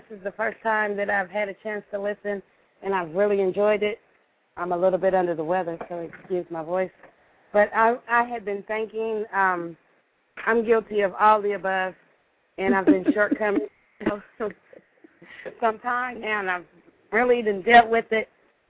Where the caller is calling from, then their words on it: Evansville, Indiana, United States; I'm from Evansville, Indiana.